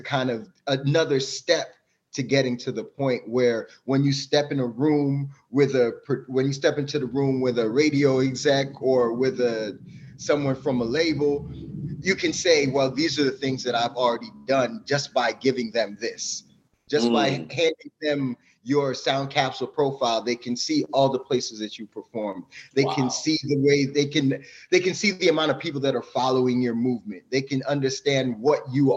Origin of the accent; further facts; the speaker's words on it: New Jersey, United States; also born or lived in Jamaica; I grew up in New Jersey, though.